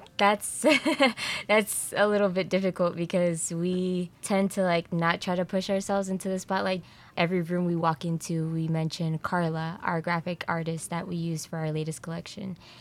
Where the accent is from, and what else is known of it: Kansas City, Missouri, United States; born or raised there